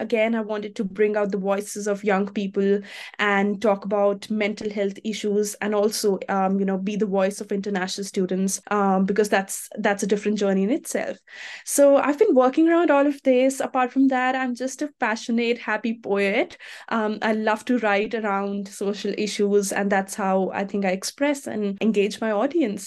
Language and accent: English; India; moved away as an adult; now in Australia; I'm from India